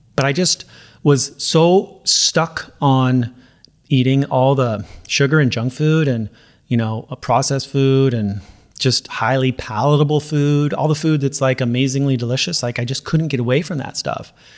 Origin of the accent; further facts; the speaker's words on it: Los Angeles, California, United States; I'm from, you know, L A, Southern California